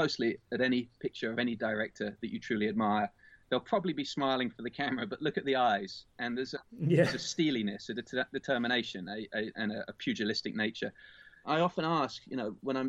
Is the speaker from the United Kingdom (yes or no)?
yes; England, United Kingdom; moved away as an adult; now in United States; I'm English. I've spent more of my adult life in the US